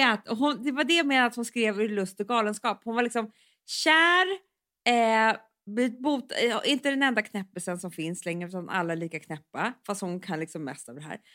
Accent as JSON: {"language": "Swedish", "town": "Stockholm", "region": "Stockholm County", "country": "Sweden", "tie": "born or raised there", "said": "vi är ju uppväxta på Söder"}